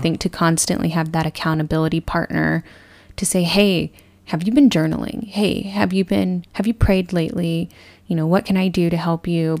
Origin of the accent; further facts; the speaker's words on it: Texas, United States; moved away; also born or lived in California; I grew up born and raised in Texas and eventually moved to California